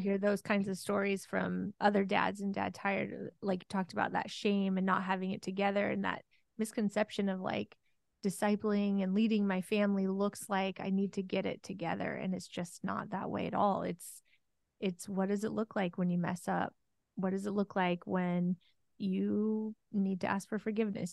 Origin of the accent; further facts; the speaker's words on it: Oregon, United States; moved away; I'm from Oregon, born and raised